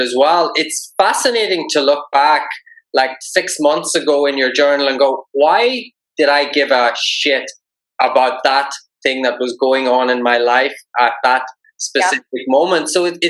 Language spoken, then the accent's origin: English; Ireland; I'm Irish.